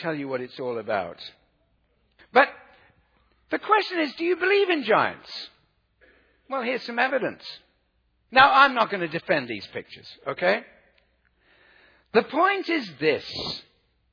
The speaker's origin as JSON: {"language": "English", "country": "South Africa", "said": "I come from South Africa"}